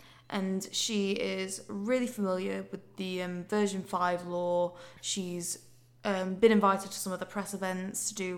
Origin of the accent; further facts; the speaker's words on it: Yorkshire and the Humber, United Kingdom; accent: Yorkshire; Oh, no, I can't. I've lost my Yorkshire accent.